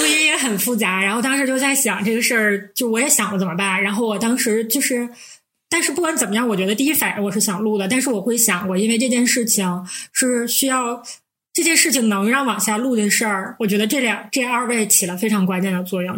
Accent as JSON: {"language": "Chinese", "region": "Northeast China", "country": "China", "said": "我们是三个来自东北的 ladies"}